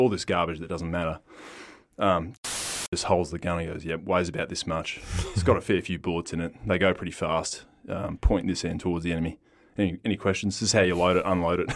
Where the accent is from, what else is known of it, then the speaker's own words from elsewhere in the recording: Perth, Western Australia, Australia; also born or lived in Newman, Western Australia; Dad joined customs when we came down to Perth and went to primary school here in South of River and Leeming.